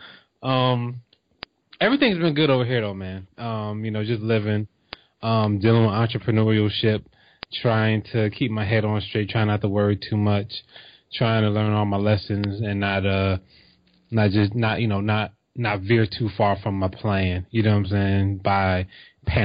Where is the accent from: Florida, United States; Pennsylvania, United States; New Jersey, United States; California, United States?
New Jersey, United States; I'm from Jersey